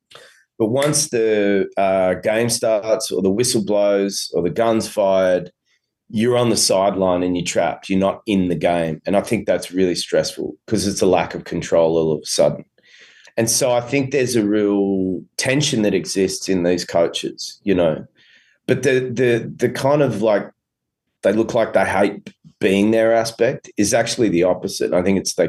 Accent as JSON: {"language": "English", "country": "Australia", "accent": "Australian", "said": "my Australian accent"}